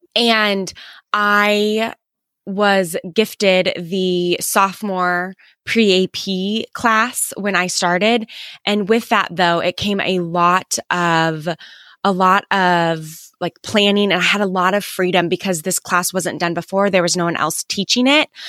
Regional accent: Kansas City, United States; I grew up in, um, Kansas City

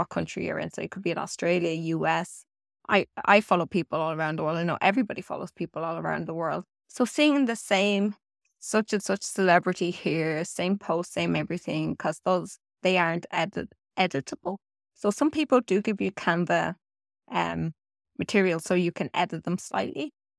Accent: Ireland; And yes, when I'm Irish and I say anything got to do with turds, trees, sorry about that.

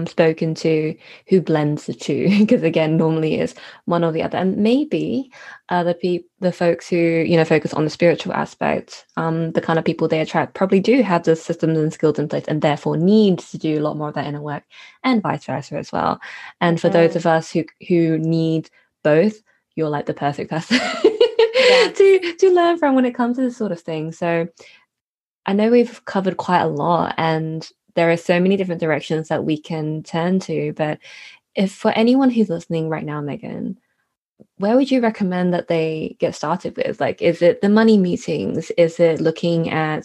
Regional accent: United Kingdom; we're British citizens, my sister

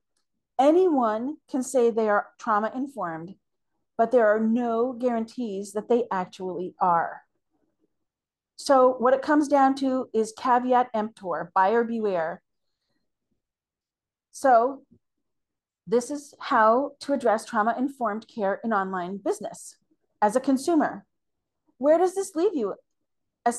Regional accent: Canada; as a Canadian

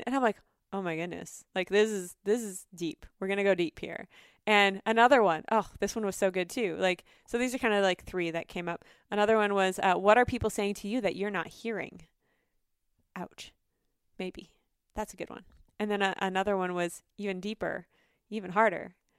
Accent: North Dakota, United States; now in Minnesota, United States; I grew up in North Dakota

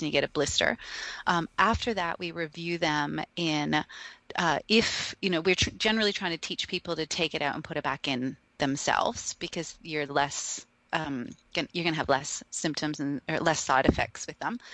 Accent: Canada; now in Australia; being Canadian, but then also living here

